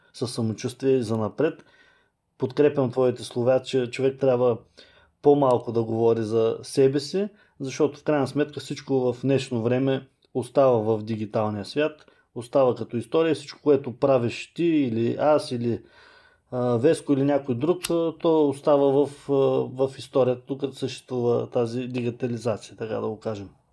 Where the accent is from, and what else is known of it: Bulgaria